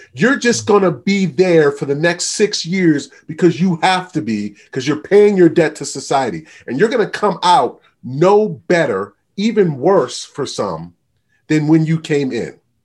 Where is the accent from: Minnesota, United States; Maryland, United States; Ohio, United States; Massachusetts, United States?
Maryland, United States; just outside of Baltimore; moved away as an adult; also born or lived in Utah; I grew up just outside of Baltimore, Maryland